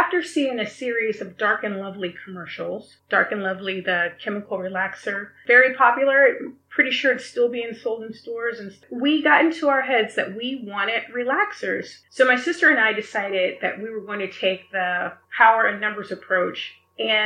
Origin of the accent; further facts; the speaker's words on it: the South, United States; now in Beverly Hills, United States; Growing up in the South